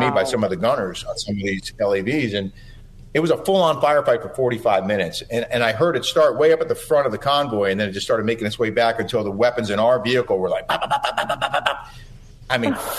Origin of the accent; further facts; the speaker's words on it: New York City, New York, United States; this was all happening in my hometown